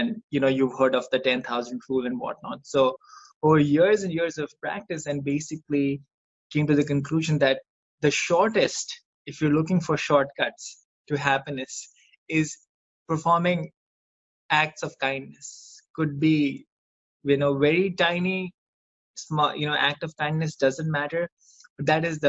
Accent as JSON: {"language": "English", "country": "India", "tie": "born or raised there", "moved": "as an adult", "lives_now": "United States", "said": "I grew up in India. I you know, I had this great group of friends, and we graduated from high school in 2006, and you know, I moved to the United States"}